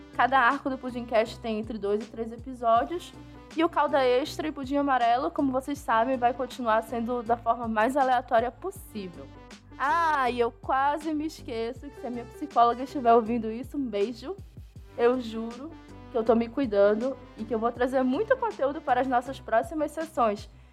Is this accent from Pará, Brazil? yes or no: yes; Pará, Brazil; eu sou paraense